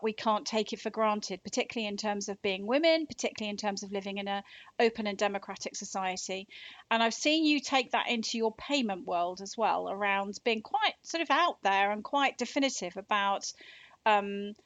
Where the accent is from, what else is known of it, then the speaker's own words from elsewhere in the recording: Devon, South West England, United Kingdom; moved away; I come from Devon originally